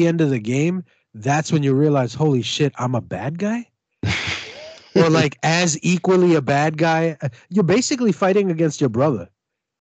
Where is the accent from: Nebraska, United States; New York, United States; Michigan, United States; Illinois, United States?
New York, United States; New York City; I'm from Brooklyn